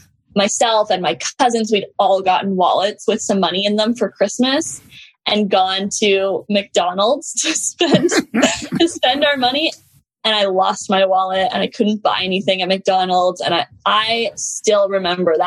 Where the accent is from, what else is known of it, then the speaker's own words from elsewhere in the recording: Canada; I grew up in Canada